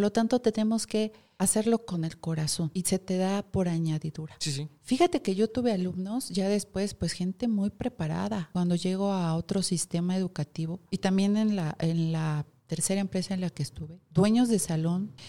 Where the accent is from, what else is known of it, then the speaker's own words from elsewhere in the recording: Mexico; soy mexicano